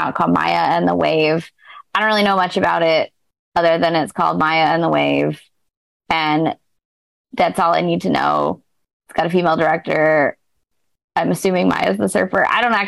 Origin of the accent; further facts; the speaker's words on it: California, United States; I grew up in California